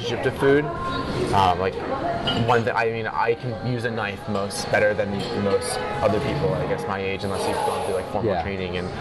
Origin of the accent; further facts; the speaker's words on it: Rochester, New York, United States; moved away as an adult; also born or lived in Taiwan; I grew up in Rochester, New York, upstate New York.